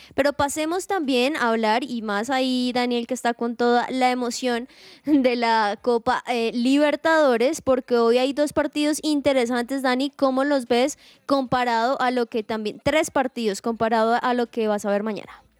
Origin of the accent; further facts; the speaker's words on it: Colombia; uno como colombiano